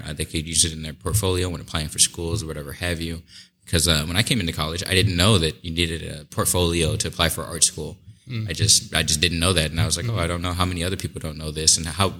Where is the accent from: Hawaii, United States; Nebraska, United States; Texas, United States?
Nebraska, United States; Omaha; I'm from Omaha, born and raised originally. I went to Omaha South High for high school.